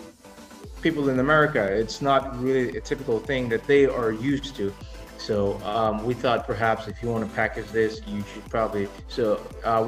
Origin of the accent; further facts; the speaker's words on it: Nigeria; being Nigerian myself